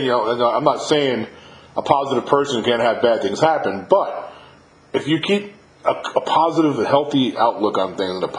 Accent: New York, United States; moved away; I'm from New York originally, and there's some neighborhoods in New York that I still don't want to go next to.

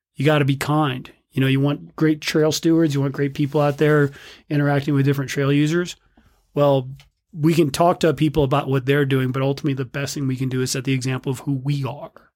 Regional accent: South Bend, Indiana, United States; now in Bend, United States; growing up in South Bend, Indiana

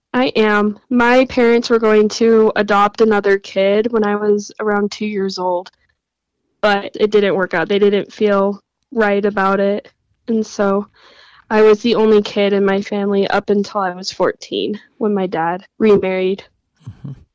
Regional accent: Utah, United States; I was born and raised in Utah

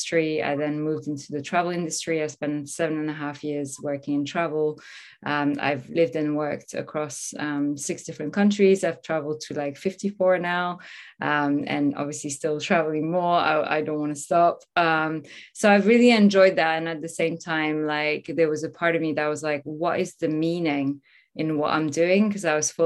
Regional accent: Normandy, France; moved away; also born or lived in Paris; I'm originally from France. I was born in Paris, raised in Normandy, in the countryside, a small town.

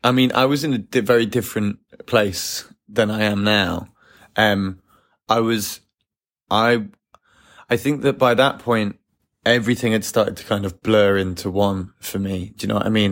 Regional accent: England, United Kingdom; as an English person

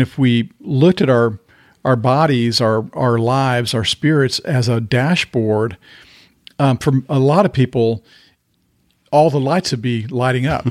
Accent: the South, United States; growing up in the South

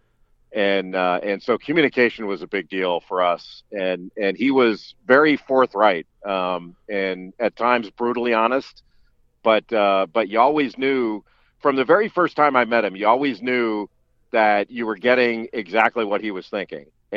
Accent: Los Angeles, California, United States; moved away as an adult; I grew up in Los Angeles

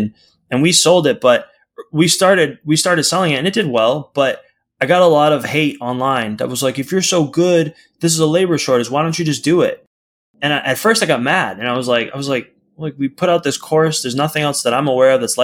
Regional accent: outside of Boston, Massachusetts, United States; now in California, United States; family was outside of Boston.

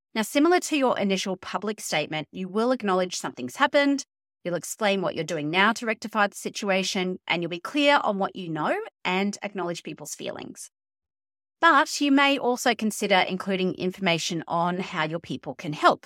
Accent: Queensland, Australia; the Queensland state government, my home state

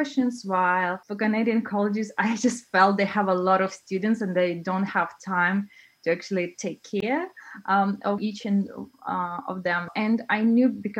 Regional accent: Russia; also born or lived in China; now in Denmark; I'm originally from Russia, but I've been traveling around the world

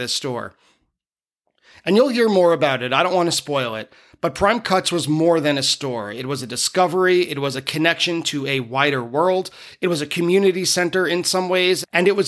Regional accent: Merrick, New York, United States; born or raised there

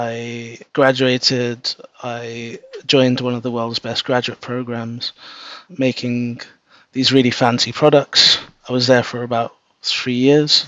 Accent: London, United Kingdom; I was born and brought up in London.

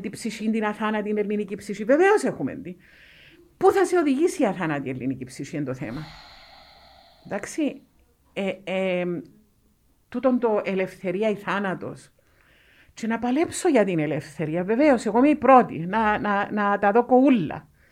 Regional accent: Cyprus; Είμαι ούλη Κύπρο

